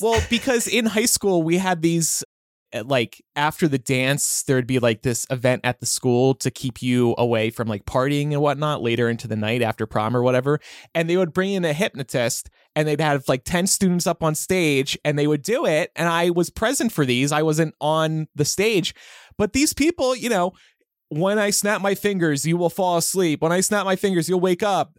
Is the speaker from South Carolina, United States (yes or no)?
no; New Jersey, United States; growing up in South Jersey